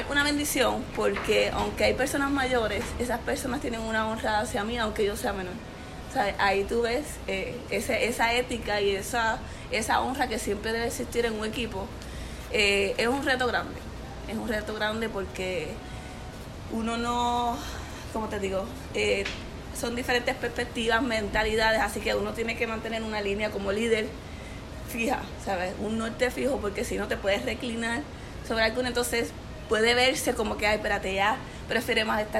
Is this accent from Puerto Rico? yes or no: yes; Corozal, Puerto Rico; now in Miami, United States; Mira, vengo de Corozal, ahora mismo actualmente estoy viviendo en Miami y tengo 28 años.